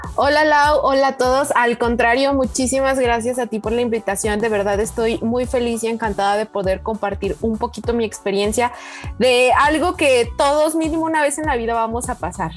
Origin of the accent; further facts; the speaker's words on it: Oaxaca, Mexico; moved away as an adult; now in Puebla, Mexico; Soy de Oaxaca, pero estoy estudiando en Tecmilenio Campus Puebla